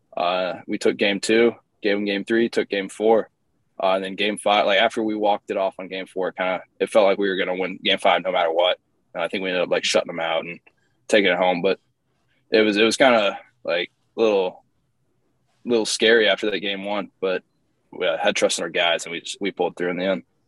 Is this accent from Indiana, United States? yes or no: yes; Bloomington, Indiana, United States; moved away; also born or lived in Tennessee / Eastern Illinois; I, was, born in Tennessee. I grew up in Bloomington, Indiana, uh, where Indiana University is